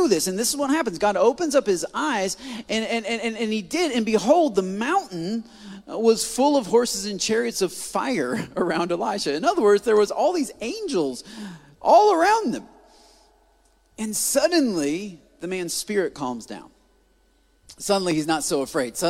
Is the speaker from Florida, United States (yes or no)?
no; Port Huron, Michigan, United States; moved away as an adult; now in Texas, United States; I'm from Michigan. I'm from Port Huron, Michigan